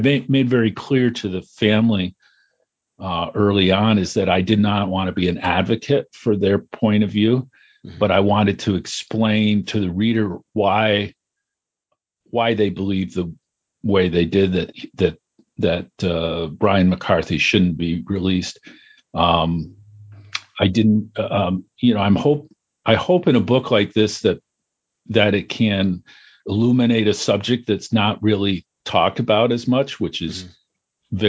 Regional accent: Potsdam, New York, United States; now in Syracuse, United States; I grew up just outside of Potsdam

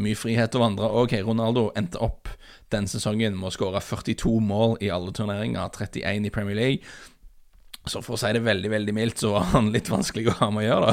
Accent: Norway; vi er fra Norge

